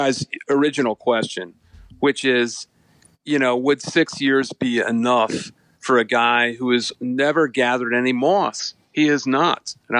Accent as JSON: {"language": "English", "town": "Columbus", "region": "Ohio", "country": "United States", "tie": "born or raised there", "moved": "as an adult", "lives_now": "Philadelphia, United States", "said": "I grew up in Columbus. I went to Ohio State. I'm an Ohio State graduate. I sold Coca-Cola in Ohio Stadium when I was 14."}